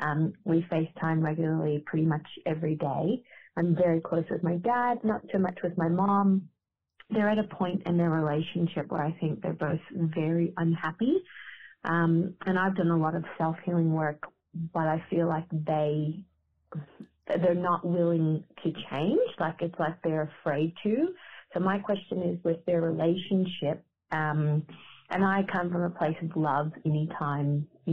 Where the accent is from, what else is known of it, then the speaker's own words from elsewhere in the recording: United States; now in Geelong, Australia; I'm calling from Geelong, Australia, in Victoria. I am from America, but I've lived in Australia for 15 years.